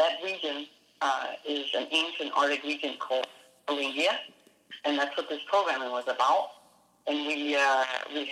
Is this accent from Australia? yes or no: no; Denmark; now in United States; I did grow up in Denmark